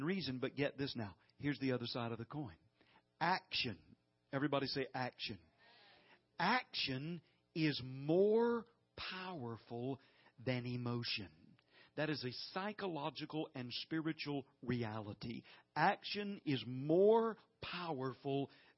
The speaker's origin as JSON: {"language": "English", "region": "the South", "country": "United States", "said": "we're from the South here"}